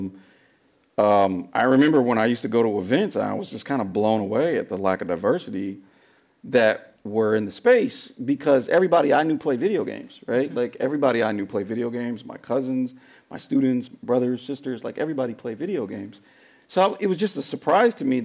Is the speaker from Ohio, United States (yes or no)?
no; San Francisco, California, United States; I'm born and raised in San Francisco, right? I'm a third generation San Franciscan